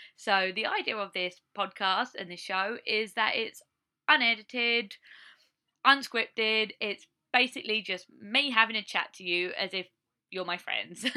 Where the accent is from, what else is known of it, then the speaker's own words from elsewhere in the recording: Essex, East of England, United Kingdom; moved away as an adult; now in Iowa, United States; I come from Essex, just outside of London in England, UK, and I've been living in Iowa, USA for around three years now on a green card.